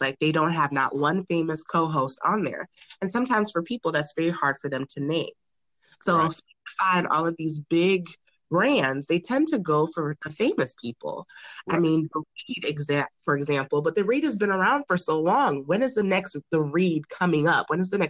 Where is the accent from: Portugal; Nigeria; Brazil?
Nigeria; seeing that I'm Nigerian, I sometimes get a little upset about Black Panther